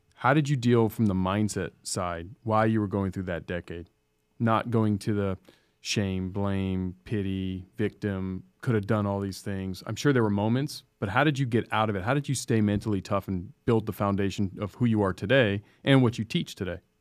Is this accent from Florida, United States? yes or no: no; San Diego, California, United States; I grew up in Scripps Ranch